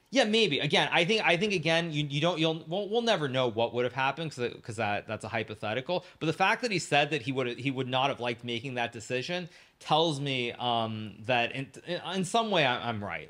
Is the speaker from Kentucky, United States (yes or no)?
no; California, United States; also born or lived in Japan; my story really starts in California. I was born in Japan, uh, to an American mother, a Japanese father. They divorced when I was very little, when I was about one year old, one and a half years old. Um, and then my mom moved back to California